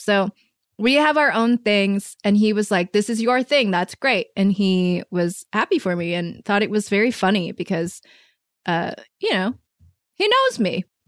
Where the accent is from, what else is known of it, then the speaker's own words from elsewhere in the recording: Michigan, United States; also born or lived in San Francisco; now in Los Angeles, United States; I was born and raised in Michigan